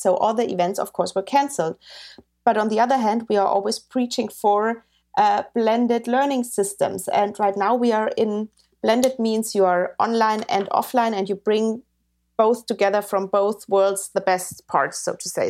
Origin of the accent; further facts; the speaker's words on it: Bavaria, Germany; I grew up in Bavaria